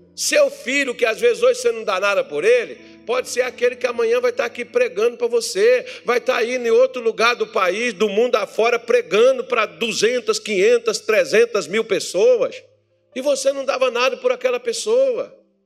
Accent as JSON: {"language": "Portuguese", "country": "Brazil", "said": "Sou brasileiro"}